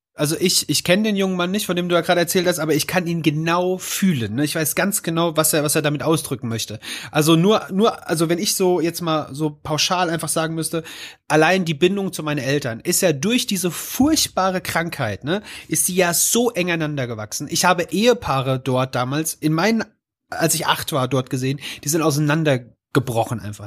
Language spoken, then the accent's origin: German; Rodgau, Hesse, Germany; ich komme aus einem kleinen Vorort von Offenbacher Main, nennt sich Rottgau